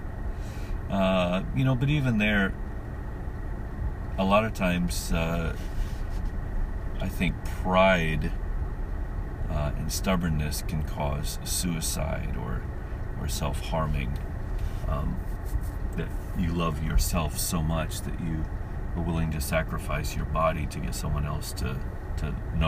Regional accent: United States; as an American

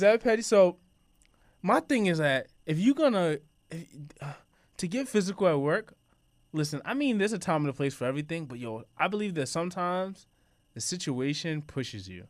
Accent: New York City, New York, United States; I'm from Queens

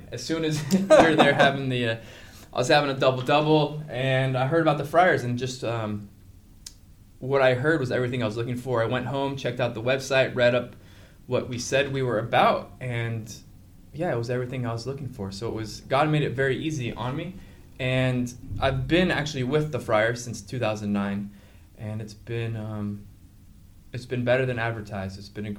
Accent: Anaheim, California, United States; moved away as an adult; also born or lived in Honduras; now in New York, United States; I'm originally grew up in Orange County, California, Anaheim, right by Disneyland

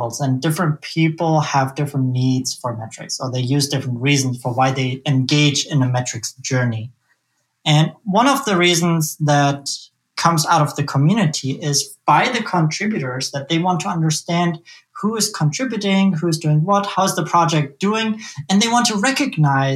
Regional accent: Germany; now in Omaha, United States; I'm from Omaha, Nebraska. That's where I live by choice. I come originally from Germany, though

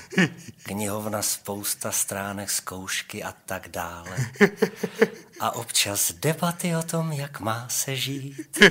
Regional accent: Prague, Czechia; já mám vztah k Bohnicím

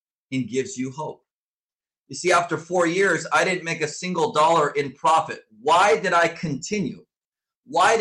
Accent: Southern California, United States; I was born and raised in Southern California. I grew up on the beach

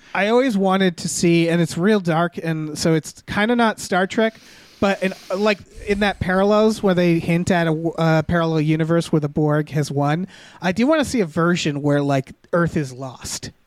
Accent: Western Massachusetts, United States; I'm from Western Mass where H's are ignored in at least the town names

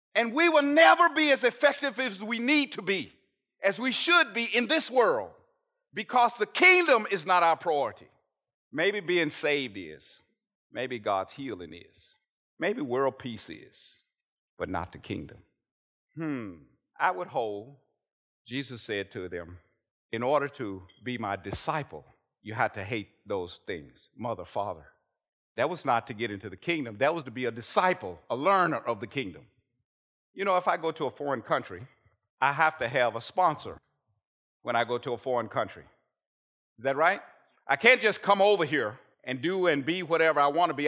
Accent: United States; As an American Christian

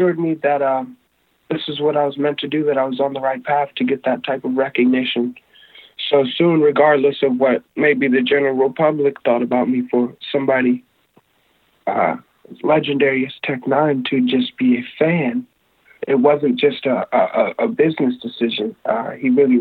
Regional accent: Maryland, United States; moved away as an adult; now in Los Angeles, United States; I'm from Maryland. I'm currently based out of Los Angeles.

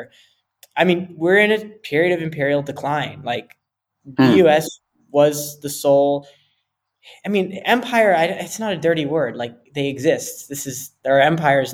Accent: New Jersey, United States; moved away as an adult; now in Amman, Jordan; I was born and raised in New Jersey. I'm always a New Jerseyan

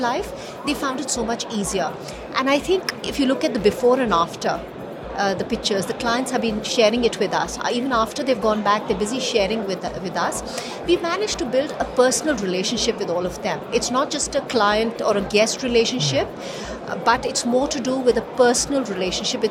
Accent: India; we come from India, which is a land of dharma and karma, you know, this is how we've all been, it's kind of ingrained in all of us.

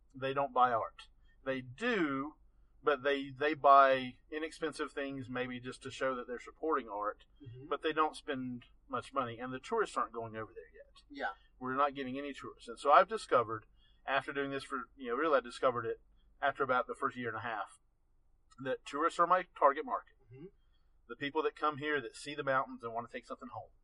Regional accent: Asheville, North Carolina, United States; also born or lived in Macon, Georgia; I grew up here in Western North Carolina. Mm-hmm. You know, I was born in Asheville went to high school here

